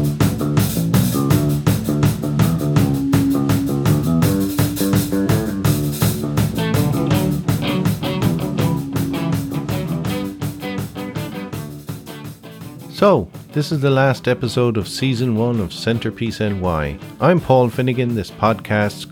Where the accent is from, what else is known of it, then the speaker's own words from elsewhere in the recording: Galway, Connacht, Ireland; now in New York, United States; most of the many people I grew up with in Galway, they left too